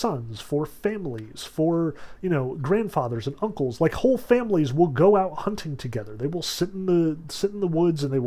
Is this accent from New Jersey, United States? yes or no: yes; Sussex County, New Jersey, United States; I grew up in Sussex County